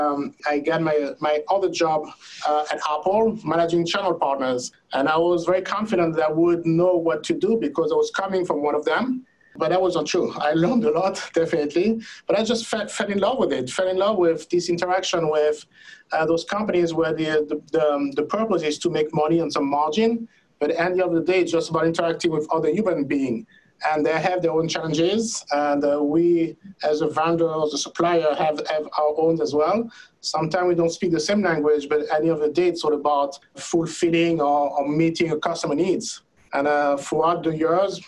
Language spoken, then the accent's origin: English; France; moved away as an adult; now in United States; I was born and raised in France. I've been living there for 45 years